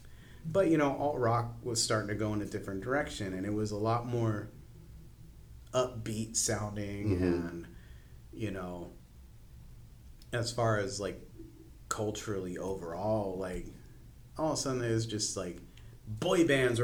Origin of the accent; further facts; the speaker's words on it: Spring Valley, California, United States; I grew up in Spring Valley. I grew up in the La Presa area of Spring Valley. So for me, like, white people were actually kind of the minority in my neighborhood.